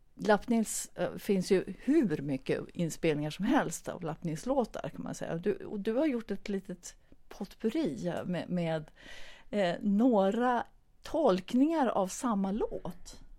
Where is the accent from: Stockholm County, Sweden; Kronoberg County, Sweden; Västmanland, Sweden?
Stockholm County, Sweden; Stockholm; now in Sundsvall, Sweden; jag kom ju från början från Stockholm, eh, men bor nu sedan ganska länge i Sundsvall.